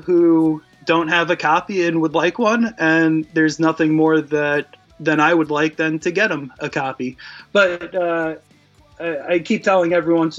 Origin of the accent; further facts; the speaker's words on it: New York, United States; being from New York